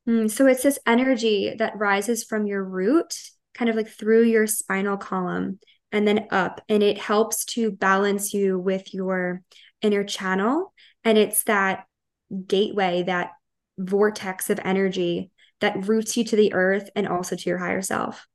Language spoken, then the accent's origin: English; Long Island, New York, United States; I am from Long Island, New York, born and raised, haven't left.